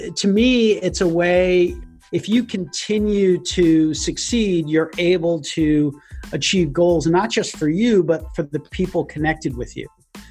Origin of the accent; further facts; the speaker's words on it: United States; as an American